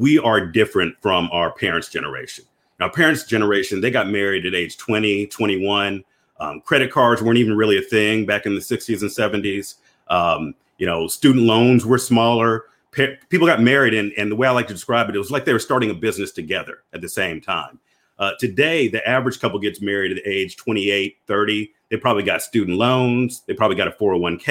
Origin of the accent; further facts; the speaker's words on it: Memphis, Tennessee, United States; moved away as an adult; also born or lived in Atlanta, Georgia; now in Georgia, United States; I'm originally from Memphis, Tennessee.